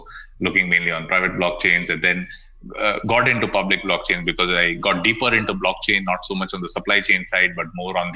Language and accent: English; Bangalore, Karnataka, India; I'm from basically from Bangalore in India